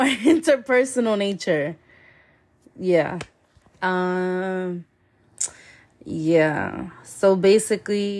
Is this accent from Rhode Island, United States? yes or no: yes; Providence, Rhode Island, United States; I'm from Providence, Rhode Island